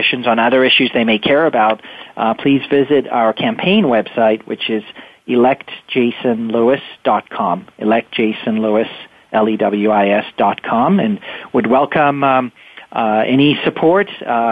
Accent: Winchester, Massachusetts, United States; representing my hometown of Winchester

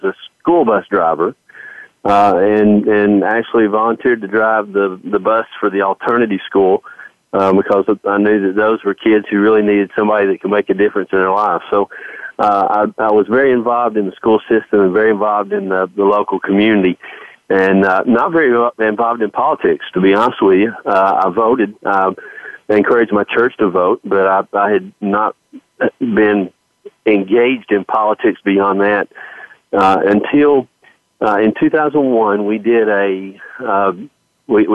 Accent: Knoxville, Tennessee, United States; I was born in Knoxville, Tennessee

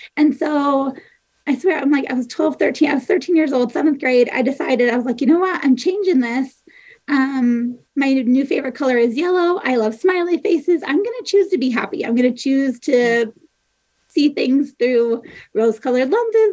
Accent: Michigan, United States; moved away as an adult; also born or lived in Nebraska / Iowa; now in Ogden, United States; We, we, grew up in Michigan.

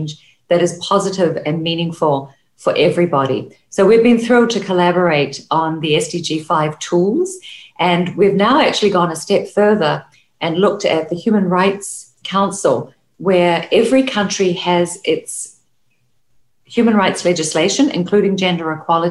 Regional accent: New Zealand; I'm from New Zealand

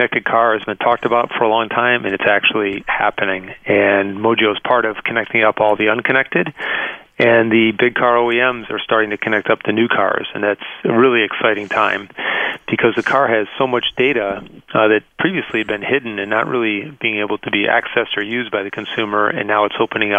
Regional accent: Detroit, Michigan, United States; moved away; here in my hometown, I actually grew up in Detroit, just 6 miles from where the conference is.

